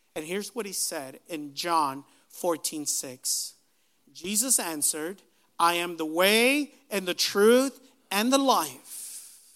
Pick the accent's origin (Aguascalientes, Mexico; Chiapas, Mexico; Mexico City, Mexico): Aguascalientes, Mexico; we were all born in the city of Aguascalientes, Mexico